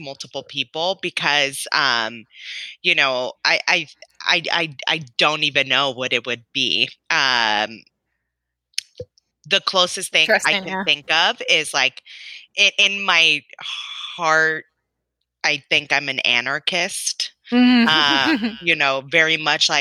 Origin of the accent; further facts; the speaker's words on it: Los Angeles, California, United States; I grew up in Los Angeles. Yeah. Right. I grew up in South Central, which has been rebranded to South